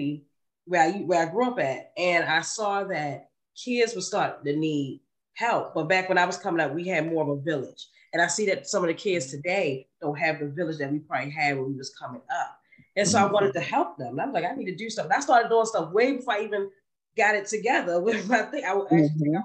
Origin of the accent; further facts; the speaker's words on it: Baltimore, Maryland, United States; also born or lived in Harlem, New York; I grew up right there in East Baltimore, East Baltimore, Maryland